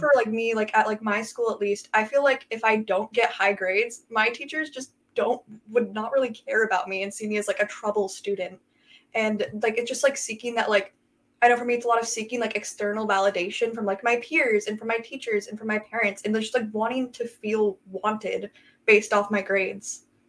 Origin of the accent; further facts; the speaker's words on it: Everett, Washington, United States; I'm from Everett, Washington